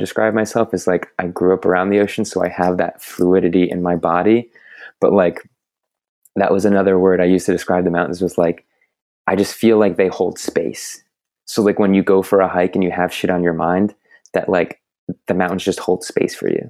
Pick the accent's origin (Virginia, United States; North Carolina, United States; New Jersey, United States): New Jersey, United States; moved away as an adult; also born or lived in Boulder, Colorado; now in St. Petersburg, United States; I grew up in New Jersey